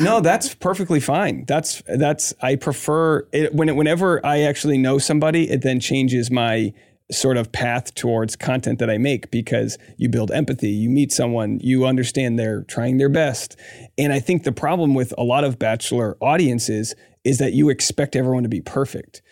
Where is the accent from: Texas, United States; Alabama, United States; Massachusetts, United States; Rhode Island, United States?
Rhode Island, United States; I grew up in Rhode Island